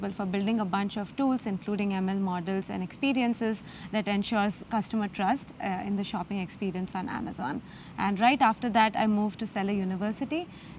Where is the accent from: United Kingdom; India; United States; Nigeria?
India; Mumbai, Maharashtra; born or raised there